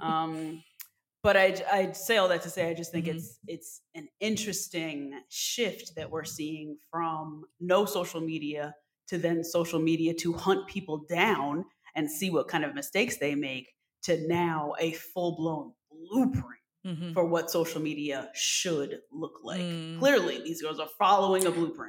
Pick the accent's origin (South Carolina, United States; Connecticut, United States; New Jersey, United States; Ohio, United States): New Jersey, United States; we're from New Jersey